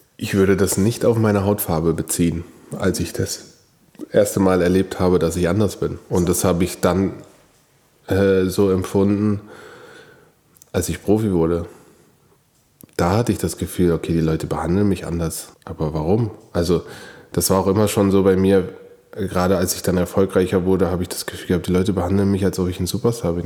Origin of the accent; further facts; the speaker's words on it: Karlsruhe, Baden-Württemberg, Germany; geboren bin ich in Karlsruhe